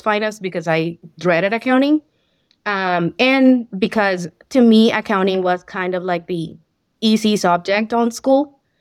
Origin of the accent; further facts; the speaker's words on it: Colombia; first language Spanish; English is a second language; moved away as an adult; I'm from Colombia, so I had some accounting, um, background on my work experience over there